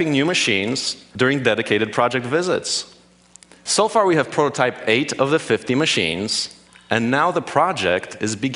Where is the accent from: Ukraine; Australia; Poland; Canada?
Poland; now in United States; I was born in Poland, now in the US.